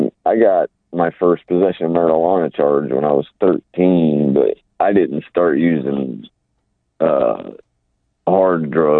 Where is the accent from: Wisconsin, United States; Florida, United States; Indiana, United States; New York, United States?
Indiana, United States; Indianapolis; moved away as an adult; now in Tulsa, United States; Well, I'm from Indianapolis.